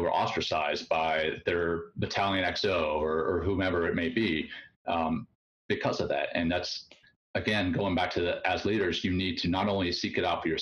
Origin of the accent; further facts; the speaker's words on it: Louisiana, United States; moved away as an adult; I came from Louisiana